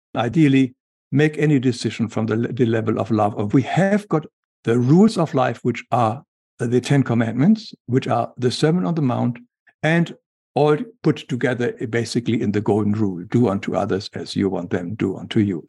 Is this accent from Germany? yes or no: yes; Germany; English is a second language; moved away; as we can hear from my accent, I was, I grew up in Germany